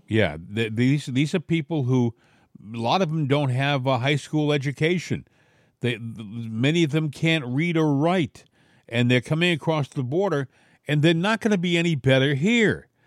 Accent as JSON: {"language": "English", "region": "New England", "country": "United States", "moved": "yes", "said": "I came from New England"}